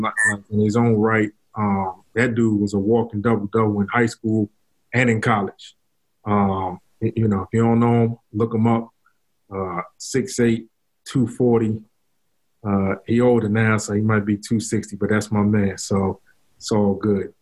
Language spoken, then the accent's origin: English; New York, United States; I was from New York